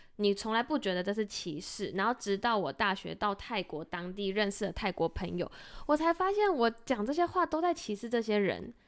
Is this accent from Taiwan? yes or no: yes; Zhongli, Taoyuan, Taiwan; 我出生在中立，然后中立是一个外劳非常多的地方